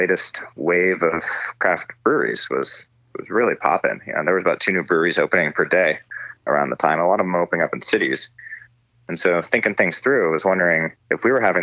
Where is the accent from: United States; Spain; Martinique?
United States; Northern California; also born or lived in Los Angeles, California; I grew up in Northern California